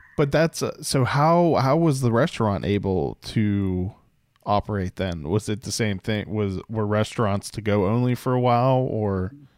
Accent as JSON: {"language": "English", "town": "Pittsburgh", "region": "Pennsylvania", "country": "United States", "tie": "born or raised there", "accent": "Pittsburghese", "moved": "yes", "said": "I grew up outside of Pittsburgh"}